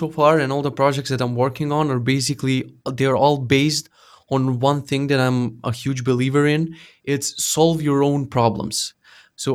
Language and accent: English; North Macedonia; So I made this like a news portal for our country. I'm from Macedonia.